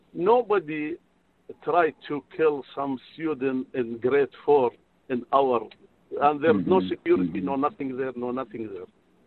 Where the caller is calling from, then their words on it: Modesto, California, United States; I'm calling from Modesto.